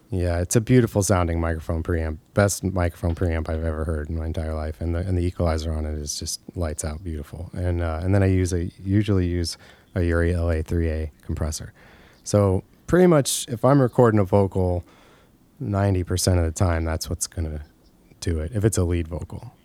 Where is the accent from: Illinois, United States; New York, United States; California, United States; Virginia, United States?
Illinois, United States; Monmouth; also born or lived in Macomb, Illinois; I grew up in Monmouth, Illinois, which is very close to there